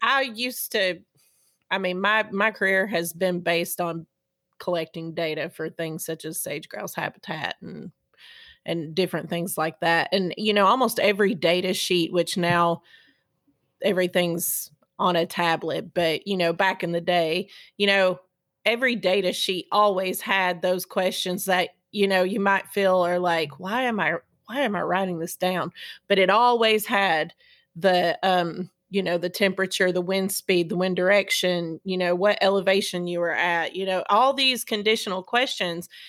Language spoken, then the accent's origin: English; East Tennessee, United States; being from East Tennessee and growing up in the South